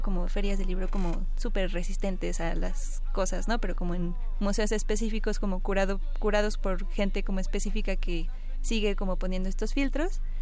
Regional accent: Mexico; como somos mexicanos

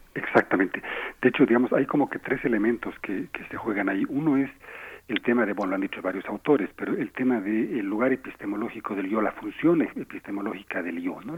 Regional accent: Bolivia; moved away as an adult; now in Mexico; Yo vivo en México, soy mexicano-boliviano

